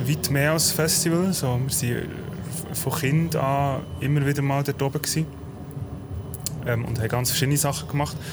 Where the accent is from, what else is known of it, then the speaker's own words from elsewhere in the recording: Bern, Switzerland; Wir sind beide in Bern aufgewachsen